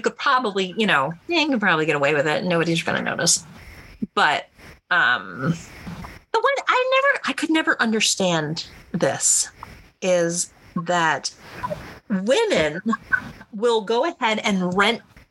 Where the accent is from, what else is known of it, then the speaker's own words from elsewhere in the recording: East Coast, United States; moved away; I'm from the East Coast